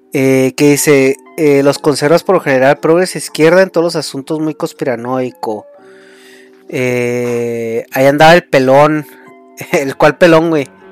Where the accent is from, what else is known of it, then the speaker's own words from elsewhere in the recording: Mexico; soy mexicano